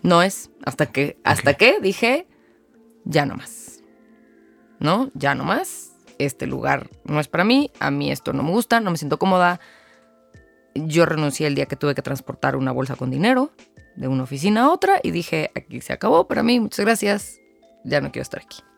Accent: Mexico City, Mexico; also born or lived in Querétaro; vivo en la Ciudad de México, aquí nací, aquí crecí

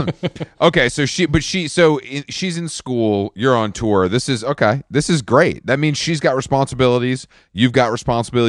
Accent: the South, United States; also born or lived in Atlanta; I'm from the South, um, originally

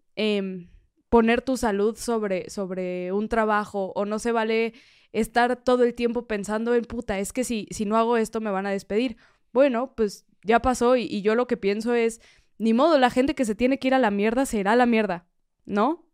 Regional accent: Mexico; como mexicanos

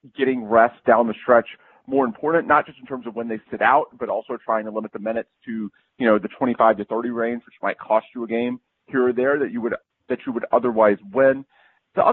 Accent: Houston, Texas, United States; born or raised there

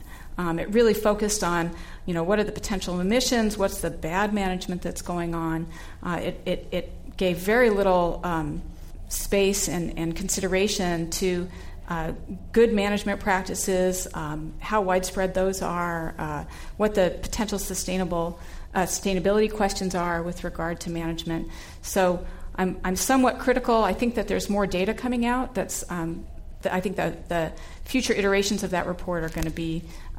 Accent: Southern California, United States; I grew up in Southern California in a family of big meat eaters

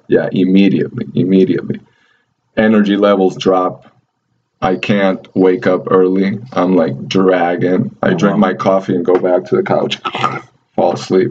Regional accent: Venezuela; now in United States; in Venezuela, in my hometown

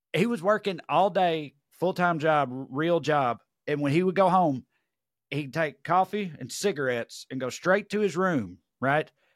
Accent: Tennessee, United States; I'm a Tennessee guy

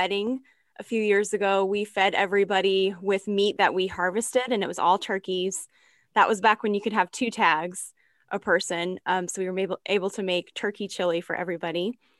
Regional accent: Kansas, United States; also born or lived in California; Born and raised in Kansas

